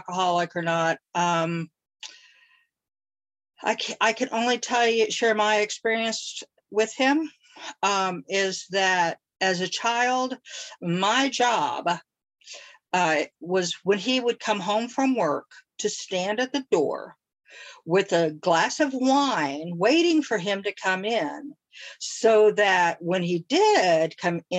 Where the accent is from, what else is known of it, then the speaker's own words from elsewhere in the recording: Tulsa, Oklahoma, United States; I was born and raised in Tulsa, Oklahoma.